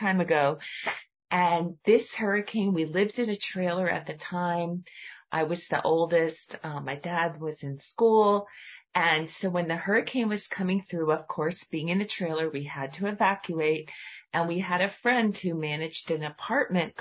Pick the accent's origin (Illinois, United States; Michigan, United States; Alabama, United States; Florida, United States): Florida, United States; I grew up in Florida